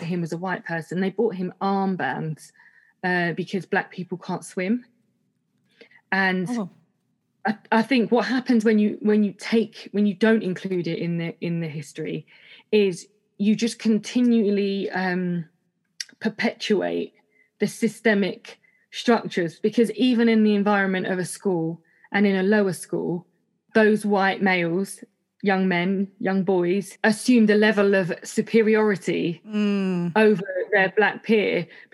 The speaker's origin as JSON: {"language": "English", "country": "United Kingdom", "tie": "born or raised there", "said": "I was born here"}